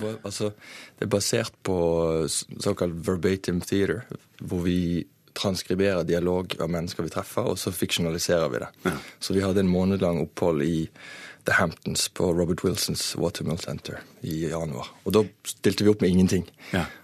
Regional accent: Norway; I'm from Norway

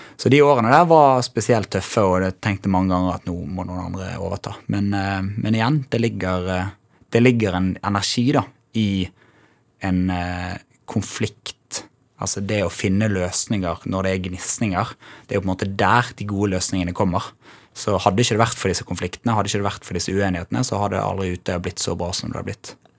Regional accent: Bergen, Vestland, Norway; also born or lived in Os; Jeg vokste opp i Bergen.

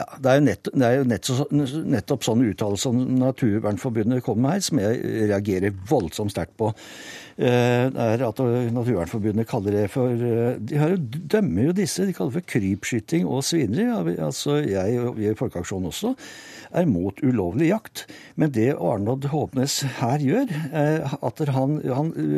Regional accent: Norway; Jeg kommer selv fra Hallen kommune

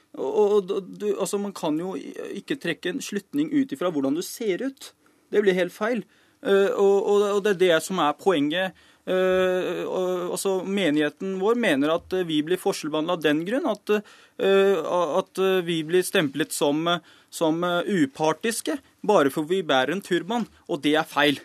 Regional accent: Norway; så er jeg født og oppvokst her i Norge

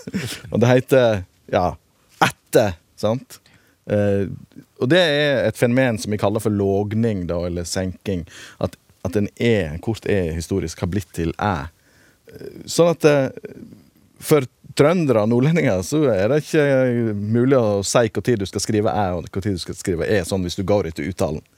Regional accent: Western Norway, Norway

